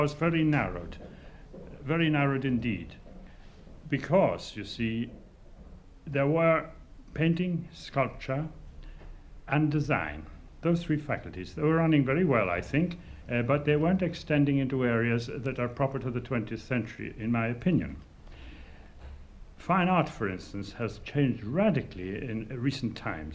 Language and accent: English; North Wales, United Kingdom; moved away as an adult; now in Dublin, Ireland; I come from North Wales